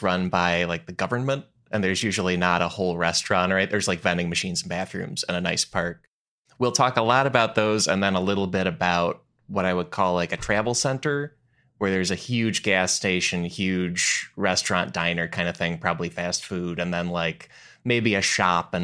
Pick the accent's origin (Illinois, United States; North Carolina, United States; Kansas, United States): Illinois, United States; Chicago suburbs; moved away; I grew up in the Chicago suburbs